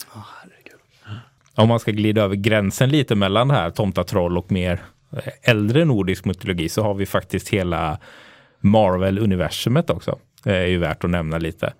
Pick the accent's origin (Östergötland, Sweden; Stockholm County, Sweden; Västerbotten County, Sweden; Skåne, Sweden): Östergötland, Sweden; Linköping; Jag är uppväxt i, i Linköping